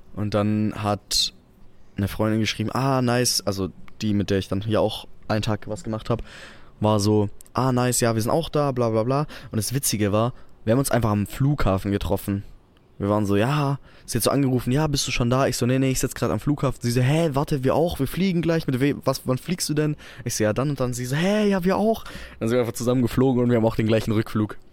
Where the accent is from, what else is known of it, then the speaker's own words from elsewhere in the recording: Albstadt, Baden-Württemberg, Germany; bei uns in Albstadt